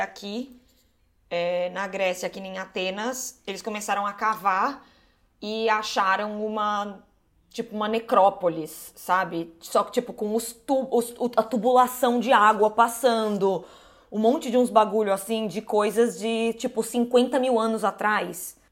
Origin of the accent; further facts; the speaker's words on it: Brazil; eu sou aqui do Brasil, entendeu? Zona Norte, Zona Forte